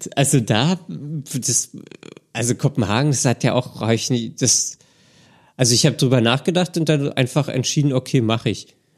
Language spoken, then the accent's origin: German; Berlin, Germany; ich komme halt aus Berlin und irgendwie muss ich dann auch hier bleiben